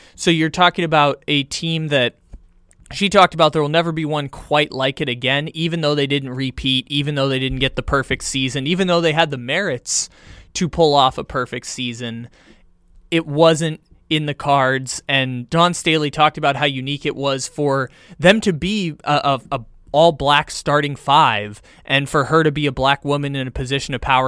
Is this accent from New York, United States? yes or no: no; San Diego, California, United States; my hometown San Diego team